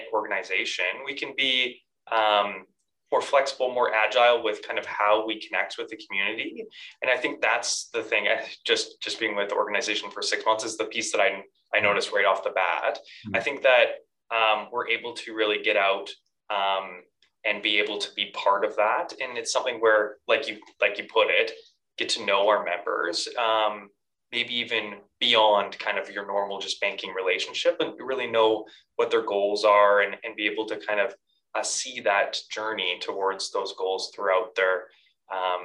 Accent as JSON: {"language": "English", "area": "Okanagan", "region": "British Columbia", "country": "Canada", "tie": "born or raised there", "also_born_or_lived": "Vancouver", "moved": "as an adult", "said": "the Okanagan where I was born and raised"}